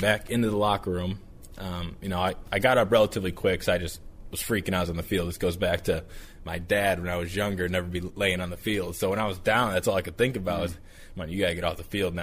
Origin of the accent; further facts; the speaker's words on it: Cleveland, Ohio, United States; moved away as an adult; also born or lived in Michigan; now in Cincinnati, United States; I'm from Cleveland. I was a Browns fan growing up.